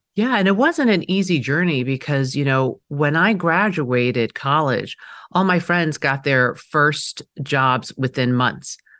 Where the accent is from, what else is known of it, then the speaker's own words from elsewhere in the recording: New York City, New York, United States; first language Mandarin; English is a second language; I was growing up in Queens, New York, in the seventies